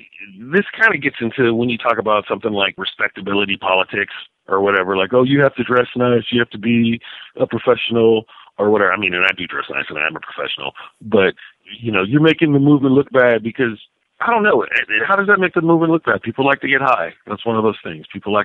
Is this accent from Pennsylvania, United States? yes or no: no; California, United States; And I say I know I'm from Northern California because I will smoke marijuana around children